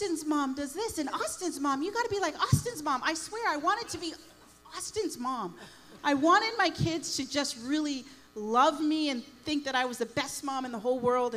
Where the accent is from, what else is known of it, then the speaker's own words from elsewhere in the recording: Toronto, Ontario, Canada; now in Windsor, Canada; We're not from Windsor. We're from Toronto.